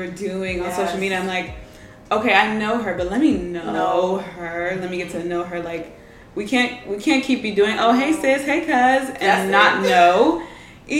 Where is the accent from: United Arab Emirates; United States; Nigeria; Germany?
Nigeria; I'm Nigerian, we're Nigerian